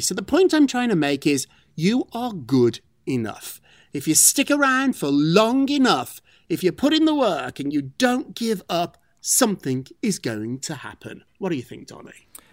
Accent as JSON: {"language": "English", "country": "United Kingdom", "moved": "yes", "said": "I'm British. Brits, Brits don't care about food that much"}